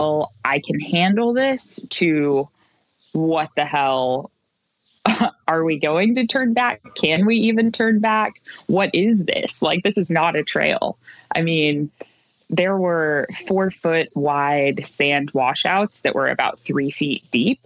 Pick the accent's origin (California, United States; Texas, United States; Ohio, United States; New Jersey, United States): California, United States; moved away; I am from California originally